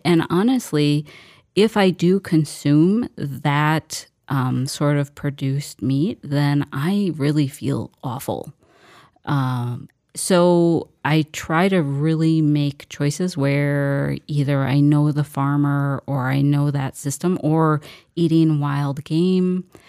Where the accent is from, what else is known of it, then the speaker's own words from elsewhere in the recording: Mankato, Minnesota, United States; I grew up in Mankato.